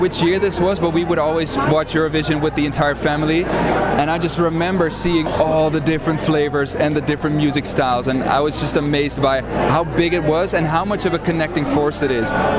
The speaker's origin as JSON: {"language": "English", "town": "Ouderkerk aan de Amstel", "region": "North Holland", "country": "Netherlands", "moved": "as an adult", "lives_now": "The Hague, Netherlands", "said": "I am from Oudekerk aan de Amstel."}